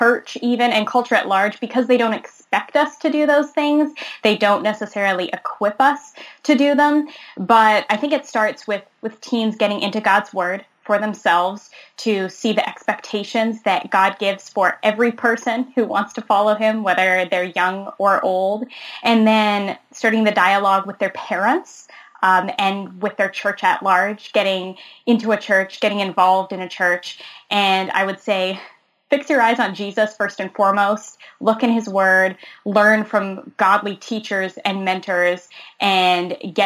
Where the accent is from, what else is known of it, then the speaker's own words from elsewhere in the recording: Eastern Canada, Canada; also born or lived in Halifax, Nova Scotia; I'm from Eastern Canada. I live in Halifax, Nova Scotia